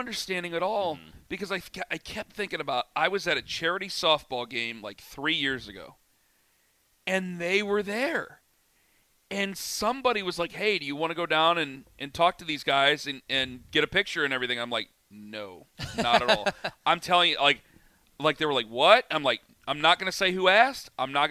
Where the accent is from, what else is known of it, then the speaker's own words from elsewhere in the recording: Cleveland, Ohio, United States; right in the middle of Rocket Mortgage Fieldhouse, right in the middle of my hometown, Cleveland, Ohio.